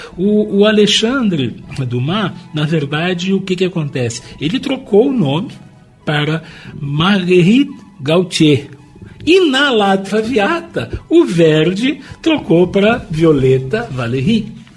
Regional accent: Brazil; nós somos nascidos no Brasil

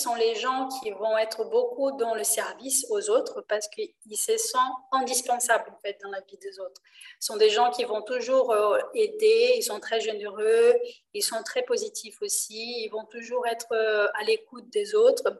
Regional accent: Rio de Janeiro, Brazil; French is a second language; now in France; je suis d'origine brésilienne, je suis née à Rio

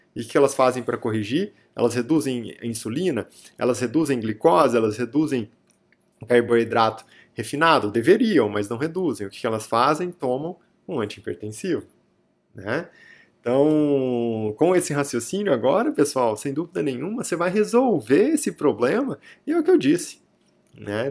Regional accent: near Araraquara, interior of São Paulo, Brazil; Araraquara é muito próximo aqui é, da minha cidade natal, né, Araraquara, é o interior de São Paulo

